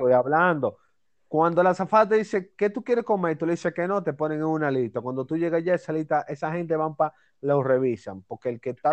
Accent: Dominican Republic; yo soy dominicano

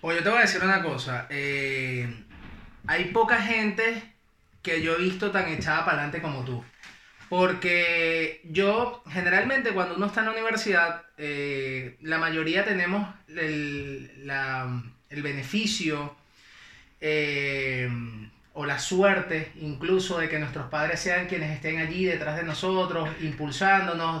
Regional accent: Tinaquillo, Cojedes, Venezuela; yo soy de Tidequillo

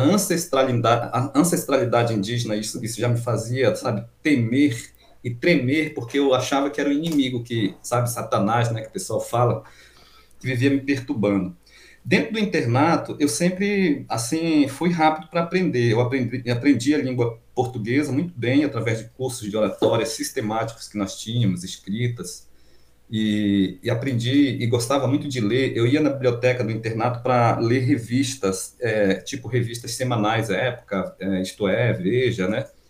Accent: Amapá, Brazil; moved away as an adult; also born or lived in Minas Gerais; eu voltei para minha terra, Amapá

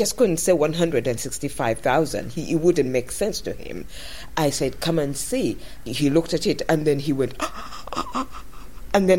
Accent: Uganda; moved away as an adult; now in United Kingdom; When I arrived in Britain here, most of the people, when I told them that I come from Uganda

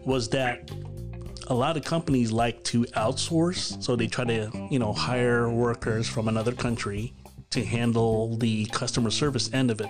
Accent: Philippines; I'm Filipino

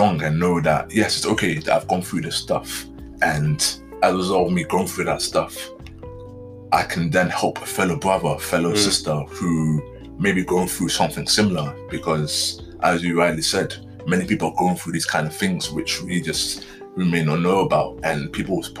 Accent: London, United Kingdom; being a young black guy, especially growing up in London

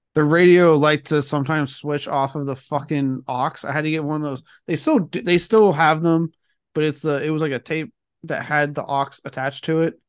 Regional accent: Blanco, Texas, United States; growing up in Blanco

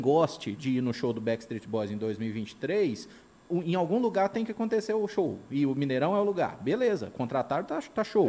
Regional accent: Belo Horizonte, Minas Gerais, Brazil; also born or lived in Ribeirão das Neves, Minas Gerais; eu sou de BH, mas morei lá há muito tempo.

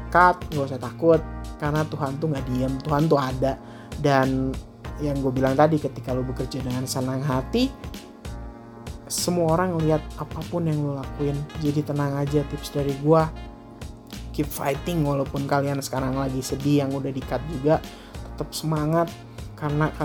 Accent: Bandung, West Java, Indonesia; born there; gue bisa balik lagi ke tanah kelahiran gue di Bandung itu di salah satu hotel bintang 5 di Bandung

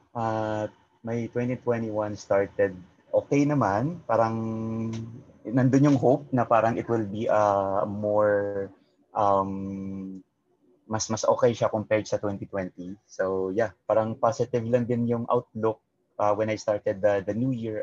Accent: Negros Occidental, Western Visayas, Philippines; moved away; I grew up kasi sa Bacolod. Well, not technically in Bacolod, sa Negros Occidental

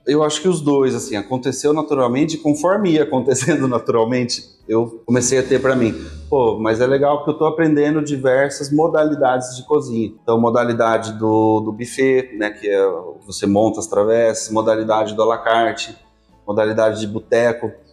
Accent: Piracicaba, São Paulo, Brazil; Eu sou de Piracicaba, sim, nascido

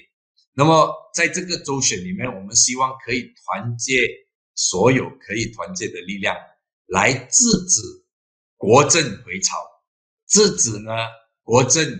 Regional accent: Malacca, Malaysia; 我本身是马六甲人，当然我对马六甲的这个不单单是了解，但是我也非常关心。我希望呢。啊，我自己的州也可以迎合改革的步伐，继续的发展下去。

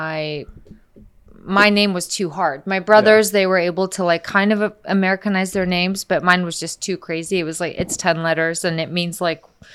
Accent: Bay Area, California, United States; first language Icelandic; English is a second language; also born or lived in Iceland; I moved to the Bay Area when I was a kid. So I'm like a Bay kid

